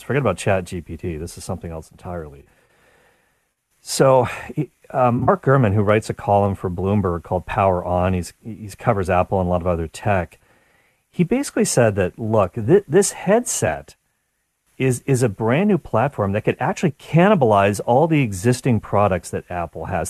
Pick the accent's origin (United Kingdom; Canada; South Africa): Canada; as a Canadian